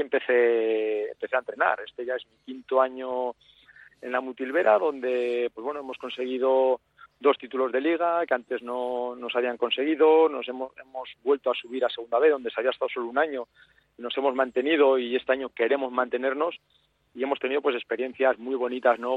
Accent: Bilbao, Basque Country, Spain; moved away as an adult; also born or lived in Madrid; now in Navarre, Spain; nací, nací en Bilbao eh, y ahí estuve, pues bueno, eh, jugando en todas las categorías inferiores del Dano

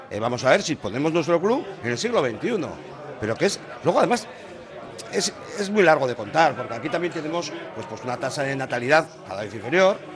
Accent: Basque Country, Spain; nosotros somos tan vascos como los demás.

